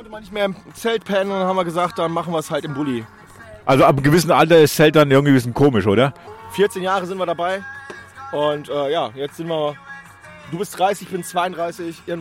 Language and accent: German; Tübingen, Baden-Württemberg, Germany; ich komme aus Tübingen, Baden-Württemberg.